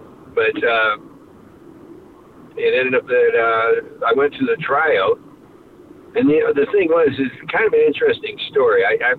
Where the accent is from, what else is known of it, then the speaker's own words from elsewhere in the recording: Spear, Saskatchewan, Canada; I grew up in Spear, Saskatchewan, which is in the middle of nowhere, Saskatchewan, just north of Saskatoon, mm-hmm. and we didn't even have an indoor hockey rink.